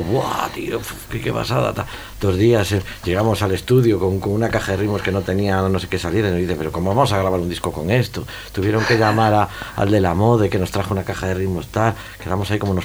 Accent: Vigo, Galicia, Spain; yo soy de Vigo

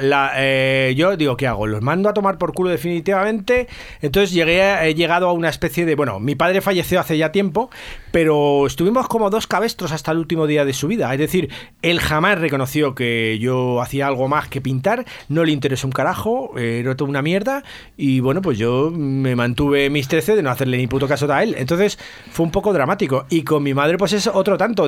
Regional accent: Madrid, Community of Madrid, Spain; yo soy del barrio del Salvador, que está, es un barrio muy pequeñito que hay, que siempre ha estado un barrio entre descampados, ahí en, entre Hortaleza y San Blas

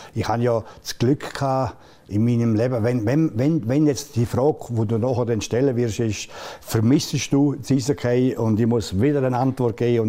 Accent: Engadine, Graubünden, Switzerland; ich bin kein Bündner, das bin ein Engadin

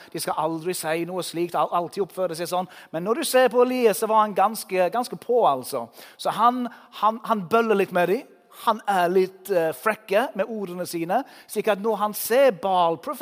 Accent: England, United Kingdom; Norwegian is a second language; now in Norway; Jeg bor i Norge, jeg kommer fra England

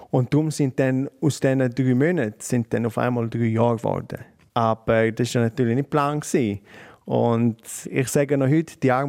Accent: Switzerland; also born or lived in New York; dann bist du als Schweizer dort, wohnst in Manhattan

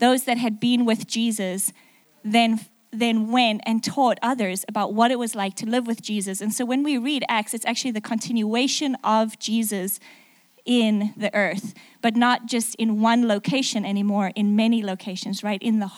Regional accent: South Africa; accent: mixed; also born or lived in England; now in United States; So my accent is a little mixed up. If you don't understand something, I'm really sorry about that. I'm actually South African, lived in England for 6 years, and then moved to the middle of America.

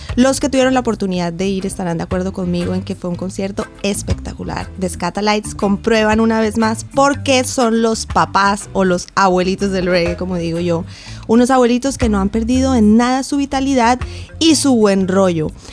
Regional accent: Bogotá, Colombia; accent: cachaco; moved away; yo soy colombiana, pero vengo también, eh, nací en Bogotá, pero vengo de unas islas colombianas que están en el Caribe, es el archipiélago de San Andrés, Providencia y Santa Catalina. De ahí me viene todo el gusto por el reggae y por eso alguien de acento cachaco como yo

